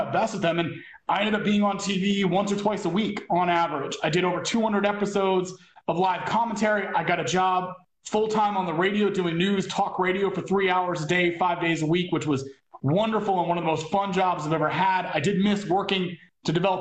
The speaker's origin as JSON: {"language": "English", "region": "northern New Jersey", "country": "United States", "tie": "born or raised there", "also_born_or_lived": "Michigan / Asia", "moved": "as an adult", "said": "I moved from northern New Jersey, where I'd been all this luck and wonderful things with my parents and travel"}